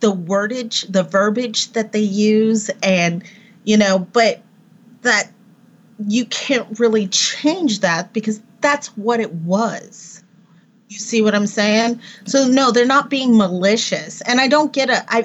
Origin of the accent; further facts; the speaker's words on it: Texas, United States; now in Tennessee, United States; I grew up in Texas